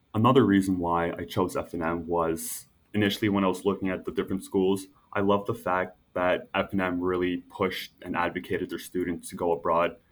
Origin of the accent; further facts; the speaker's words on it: Toronto, Ontario, Canada; also born or lived in Montreal, Canada / Lithuania (ancestry); we moved over to suburbs of toronto when i was six years old from that from there i went to a french first language school